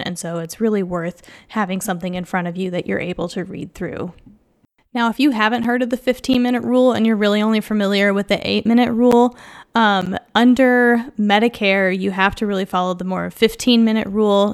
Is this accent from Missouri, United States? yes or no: yes; Kansas City, Missouri, United States; also born or lived in New York / Iowa; I'm from Kansas City, Missouri. So after I graduated from Columbia, I returned home to Kansas City